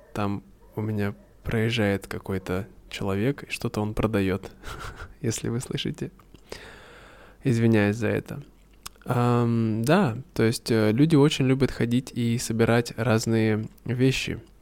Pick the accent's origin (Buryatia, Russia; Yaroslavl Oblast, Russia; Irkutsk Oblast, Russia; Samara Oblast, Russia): Irkutsk Oblast, Russia; Irkutsk; Иркутск, откуда я родом